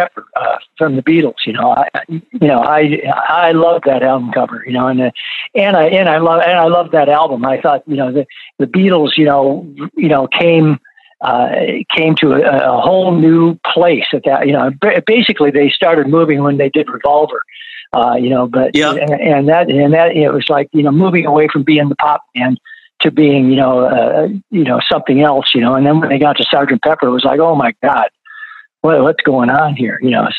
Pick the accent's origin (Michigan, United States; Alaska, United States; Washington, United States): Michigan, United States; Flint; for me growing up in Flint, you know, R&B was it, right.